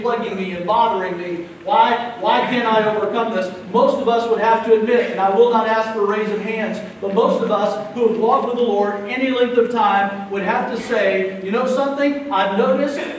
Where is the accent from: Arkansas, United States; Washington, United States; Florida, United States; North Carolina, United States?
Florida, United States; Jacksonville; I grew up here in Florida, not far from this very spot, in Jacksonville